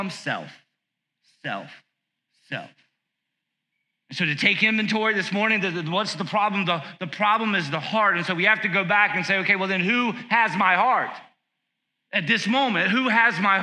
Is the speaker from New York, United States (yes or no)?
no; South Carolina, United States; I grew up in South Carolina watching WWF